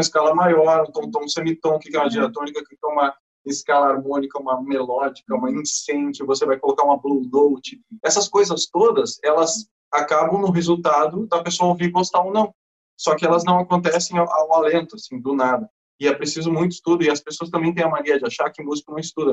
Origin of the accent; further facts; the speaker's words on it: Brazil; o Overdrive é do Brasil com maior orgulho, somos brasileiros